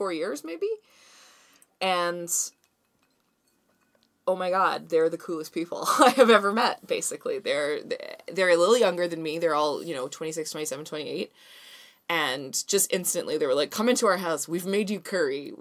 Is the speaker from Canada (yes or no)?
yes; Vancouver, British Columbia, Canada; I'm from Vancouver.